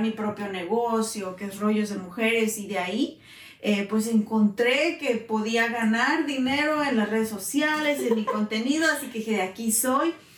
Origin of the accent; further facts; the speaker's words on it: Guanajuato, Mexico; moved away as an adult; now in United States; soy originaria de Guanajuato, México, mm. mexicana al 100%, llevo a los Estados Unidos hace ya casi 20 años. Así que mitad y mitad de vida he estado en México